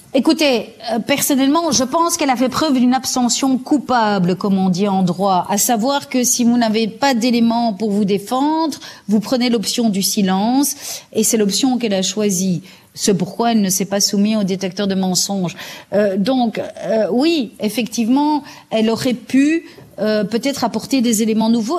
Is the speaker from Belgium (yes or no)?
yes; Belgium; en Flandre, chez nous, en Belgique